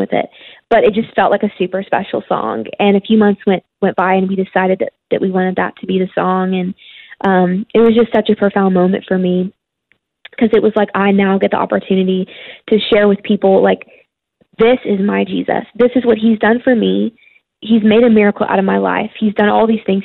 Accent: Lexington, Kentucky, United States; I grew up in Lexington, Kentucky

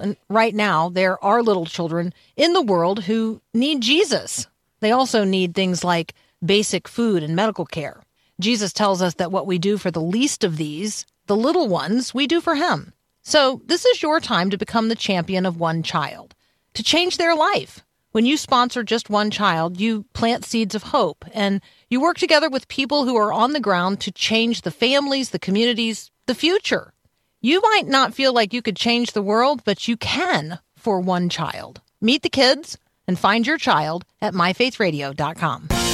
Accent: Tampa, Florida, United States; I grew up in Tampa, Florida

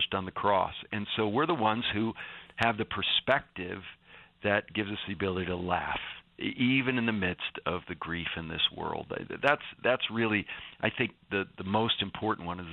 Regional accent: Northeast, United States; I'm from the Northeast, which is known for its sarcastic humor

